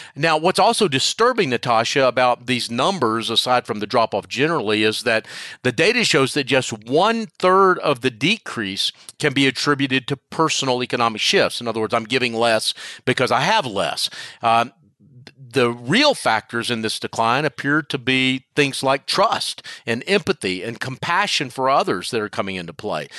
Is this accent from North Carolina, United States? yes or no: yes; Charlotte, North Carolina, United States; my hometown of Charlotte, North North Carolina